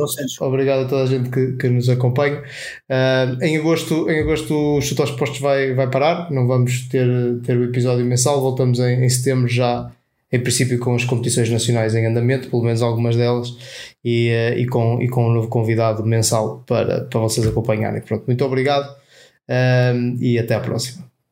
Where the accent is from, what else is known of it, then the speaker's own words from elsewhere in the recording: the North, Norte, Portugal; eu, eu, também sou, sou do Norte